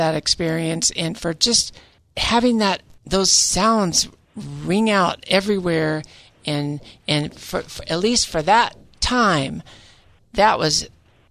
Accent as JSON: {"language": "English", "region": "Central California", "country": "United States", "tie": "born or raised there", "also_born_or_lived": "Hollywood, Los Angeles", "said": "I'm also a native Californian. I grew up in Central California, but I was born right there in Hollywood."}